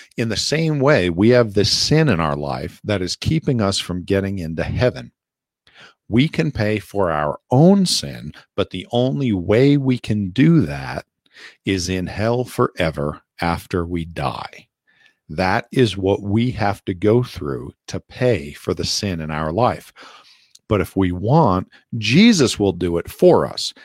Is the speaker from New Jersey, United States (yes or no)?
yes; Passaic County, northern New Jersey, United States; I was born in, I think it's called Chilton Memorial Hospital in northern New Jersey in Passaic County.